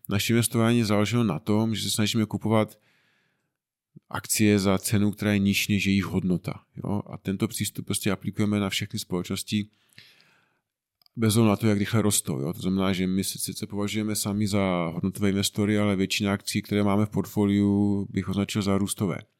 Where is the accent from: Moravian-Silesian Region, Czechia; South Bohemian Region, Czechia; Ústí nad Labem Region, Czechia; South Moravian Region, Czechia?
Moravian-Silesian Region, Czechia; Frýdek-Místek; pocházíme tady nedaleko z Týtku Místku